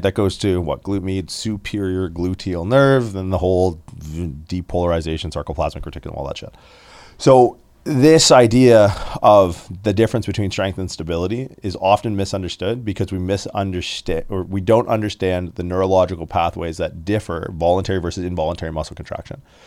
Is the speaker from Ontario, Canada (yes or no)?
yes; Windsor, Ontario, Canada; I grew up in Windsor, Ontario